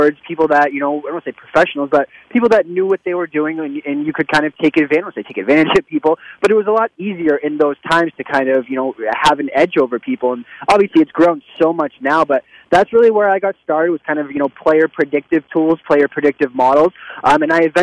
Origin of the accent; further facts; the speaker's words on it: Boston, Massachusetts, United States; I grew up in Boston, which is, you know, a huge, you know, sports town